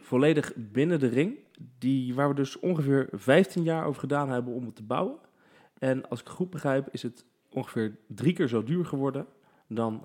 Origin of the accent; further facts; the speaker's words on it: The Hague, South Holland, Netherlands; ik kom dus uit Den Haag